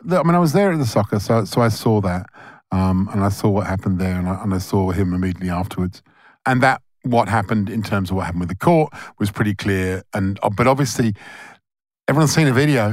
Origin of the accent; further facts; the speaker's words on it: Melbourne, Victoria, Australia; We're all from Melbourne.